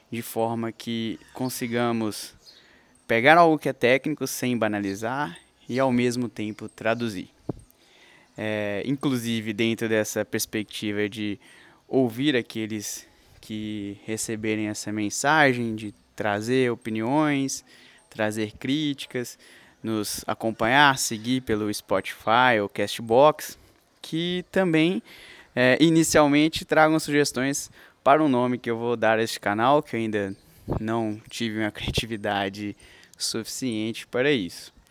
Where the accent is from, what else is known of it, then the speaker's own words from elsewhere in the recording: Coronel Fabriciano, Minas Gerais, Brazil; now in Belo Horizonte, Brazil; porque tecnicamente eu sou de Coronel Fabriciano, onde eu vivi 19 anos